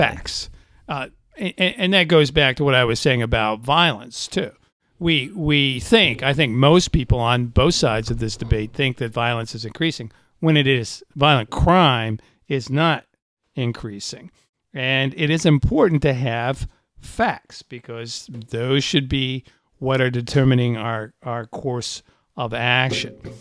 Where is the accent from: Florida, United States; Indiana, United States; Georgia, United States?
Indiana, United States; I'm from Indiana